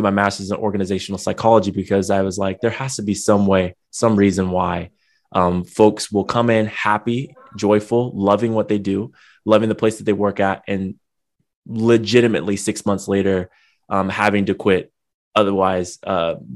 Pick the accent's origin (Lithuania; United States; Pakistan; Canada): United States; San Diego, California; now in Long Beach, United States; I grew up in San Diego, born and raised, but I live out in Long Beach now in California.